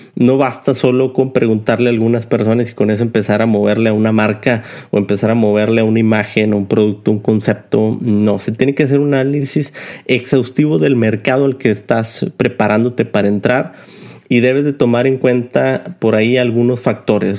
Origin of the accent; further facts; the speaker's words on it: Mexico; nosotros como mexicanos